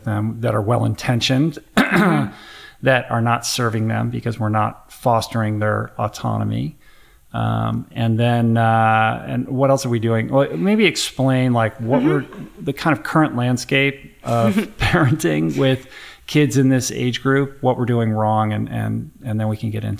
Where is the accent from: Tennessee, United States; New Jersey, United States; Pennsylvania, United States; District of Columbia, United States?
District of Columbia, United States; Washington; I grew up in Washington, D.C., and I can remember vividly, you know, every car is a Volvo with a bumper sticker on the back of what school the kid goes